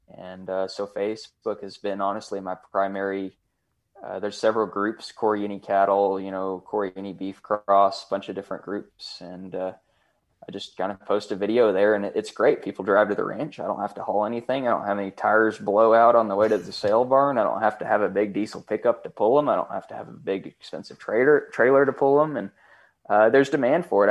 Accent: Canadian, Texas, United States; I grew up on this ranch, um, in Canadian, and, and I'm living in the house that I actually grew up in.

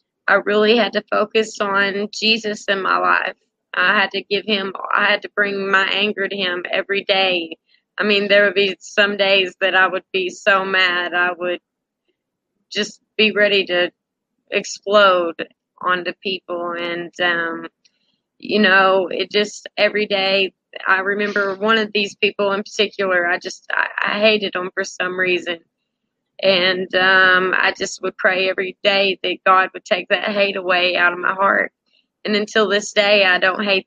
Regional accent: Arkansas, United States; I'm from Arkansas, from a little bitty town

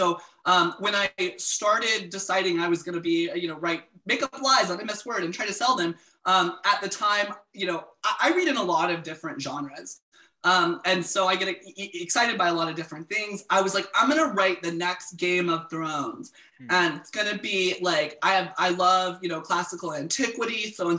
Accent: the South, United States; as a queer man, I grew up closeted in the South

